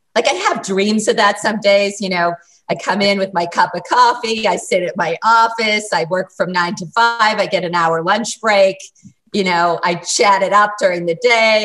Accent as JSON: {"language": "English", "region": "Massachusetts", "country": "United States", "tie": "born or raised there", "moved": "yes", "lives_now": "New York City, United States", "said": "I grew up in Massachusetts"}